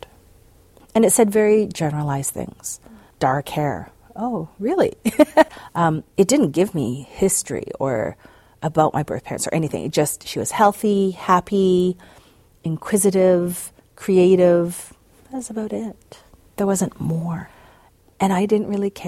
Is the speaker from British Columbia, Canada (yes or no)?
yes; White Rock, British Columbia, Canada; also born or lived in North Chungcheong, South Korea; I grew up in White Rock